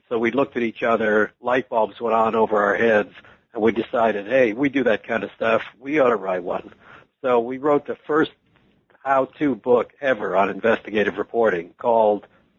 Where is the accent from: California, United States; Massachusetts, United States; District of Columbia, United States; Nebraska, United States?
District of Columbia, United States; Washington; also born or lived in Detroit / Atlanta; now in New York City, United States; I was born in Washington, D.C.